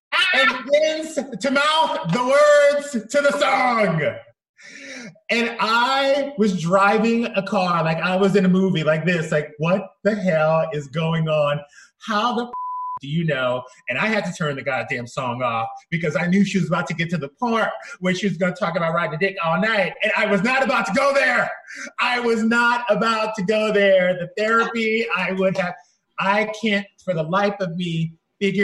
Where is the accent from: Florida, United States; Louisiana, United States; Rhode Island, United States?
Louisiana, United States; South; moved away; I'm from South Louisiana